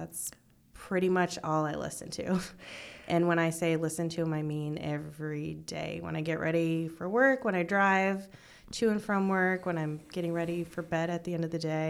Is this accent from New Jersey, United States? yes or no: no; Bismarck, North Dakota, United States; moved away as an adult; also born or lived in Fargo, North Dakota / Minot, North Dakota; now in Omaha, United States; I am from Bismarck, North Dakota, the capital.